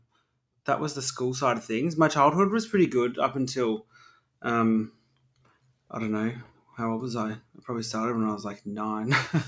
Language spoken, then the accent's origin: English; Melbourne, Victoria, Australia; Grew up in, Surrey Hills